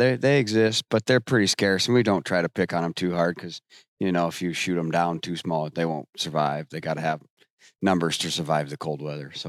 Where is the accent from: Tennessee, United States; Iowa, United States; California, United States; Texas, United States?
Iowa, United States; Western; I'm from Western Iowa. And yeah, I'm a hog farmer.